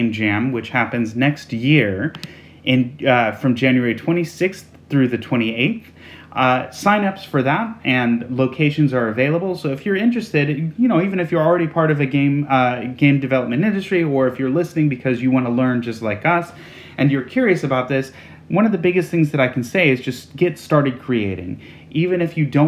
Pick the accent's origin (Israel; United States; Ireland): United States; moved away as an adult; now in United Kingdom; I'm originally from the United States